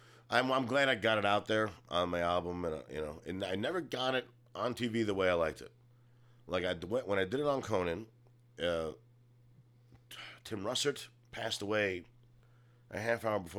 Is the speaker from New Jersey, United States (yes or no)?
no; New York, United States; I'm from New York.